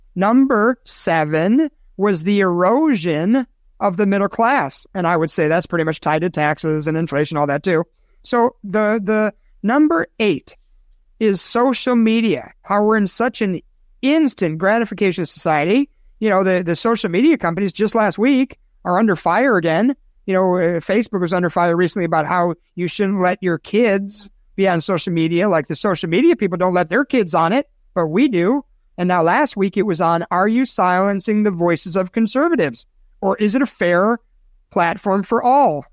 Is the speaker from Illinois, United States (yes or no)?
yes; Chicago, Illinois, United States; moved away; cesspool, that's a really descriptive word for my hometown